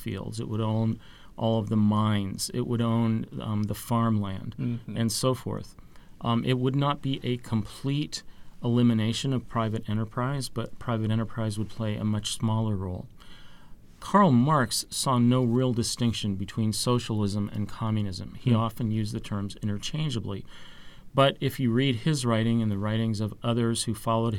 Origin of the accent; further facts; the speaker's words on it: Seattle, Washington, United States; now in Virginia, United States; I'm from the Seattle area